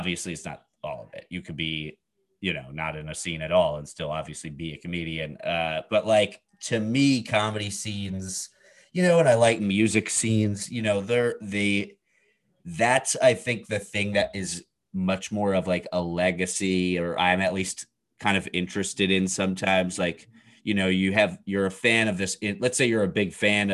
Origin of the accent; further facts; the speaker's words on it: New York, United States; first language English; a Jew from New York